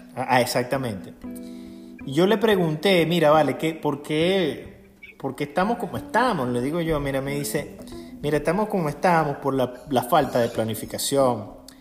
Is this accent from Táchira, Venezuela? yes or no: no; Aragua, Venezuela; yo soy del estado de Aragua y en el estado de Aragua es la cuna del agrónomo en Venezuela